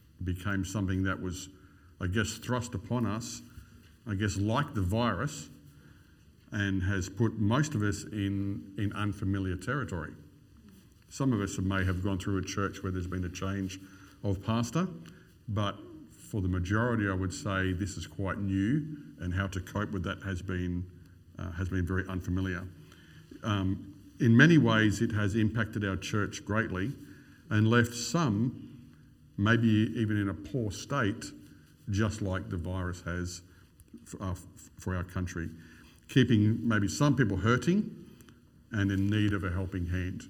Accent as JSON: {"language": "English", "region": "Queensland", "country": "Australia", "said": "I'm a Queenslander"}